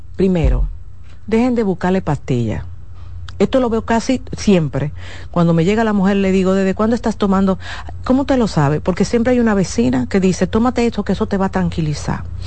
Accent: Dominican Republic; mi país, República Dominicana

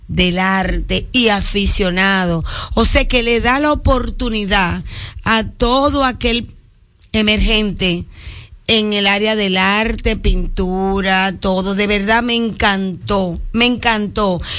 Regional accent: Dominican Republic; Porque esto que hiciste hoy es que realmente somos dominicanos de la A a la Z.

